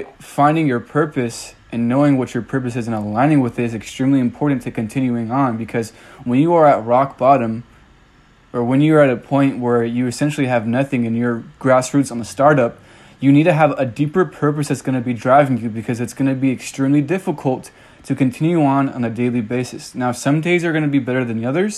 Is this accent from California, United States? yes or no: yes; California, United States; moved away as an adult; now in Tennessee, United States; I'm initially from California